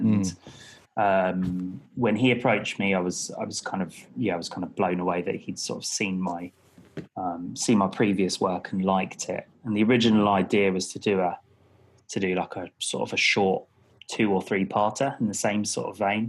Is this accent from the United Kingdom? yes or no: yes; London, United Kingdom; moved away as an adult; also born or lived in Canada; now in Brighton, United Kingdom; I was born in Hammersmith, grew up in Hammersmith and Fulham.